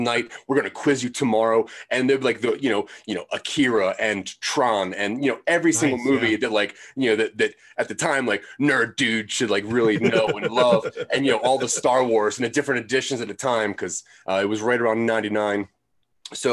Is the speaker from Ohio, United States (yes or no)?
no; Maryland, United States; moved away; I'm from Maryland